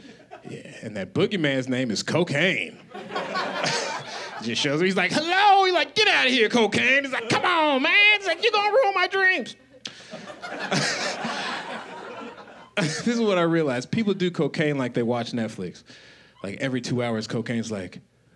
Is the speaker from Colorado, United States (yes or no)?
yes; Colorado, United States; now in Los Angeles, United States; I live in Los Angeles now. I'm originally from Colorado.